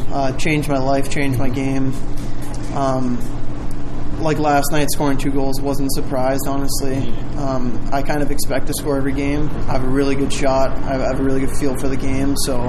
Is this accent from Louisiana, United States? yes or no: no; Illinois, United States; Usually just going to Chicago, but it's really close to home, which is nice.